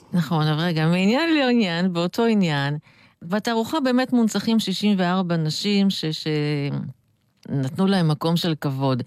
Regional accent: Tel Aviv, Tel Aviv District, Israel; אני נולדתי בשיינקין

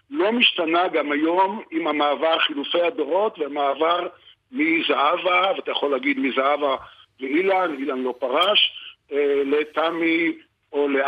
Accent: Tel Aviv, Tel Aviv District, Israel; born there; now in Lahav, Israel; אני נולדתי בתל אביב, ואני את רוב חיי גר בלהב

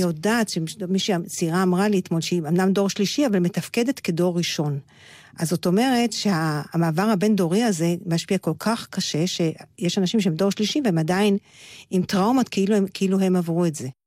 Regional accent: Petah Tikva, Central District, Israel; now in Beit El; אני באה מפתח תקווה

